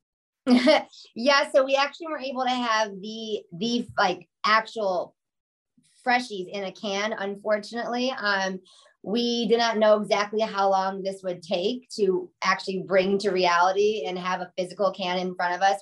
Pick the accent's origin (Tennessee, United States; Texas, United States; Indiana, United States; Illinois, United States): Illinois, United States; Chicago; we're from Chicago